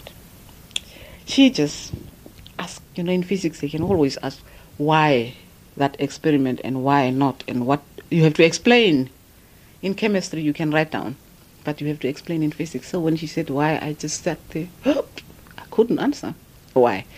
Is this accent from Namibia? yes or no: yes; Fransfontein, Kunene, Namibia; moved away as an adult; also born or lived in Otjiwarongo, Namibia / Warsaw, Poland; born in Francfontein. And I grew up there with my grandmother. And usually it's our tradition that your grandparents take you. They don't want you to stay in the towns. And when I was 12, my mother came and picked me up. And I grew up in Ochwarongo